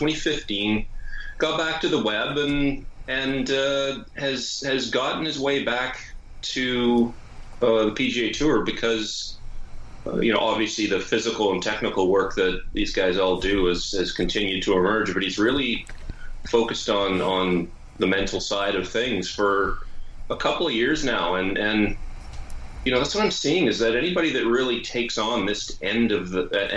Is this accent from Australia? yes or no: no; Canada; as a Canadian